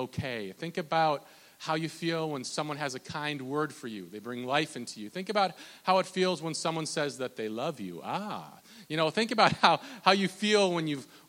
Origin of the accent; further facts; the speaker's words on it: Minnesota, United States; I'm from Minnesota